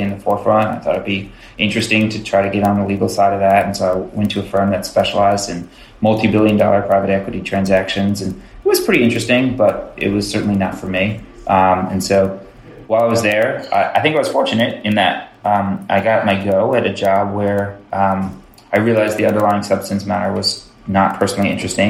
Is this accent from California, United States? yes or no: no; Westchester County, New York, United States; moved away as an adult; also born or lived in Chicago; I grew up in Westchester County, which is a relatively affluent part of suburb of New York City